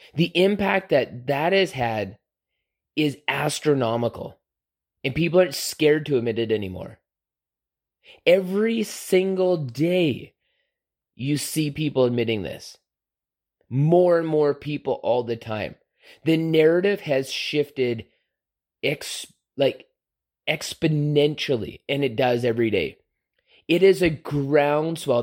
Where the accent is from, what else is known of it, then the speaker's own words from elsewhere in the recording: Canada; being a Canadian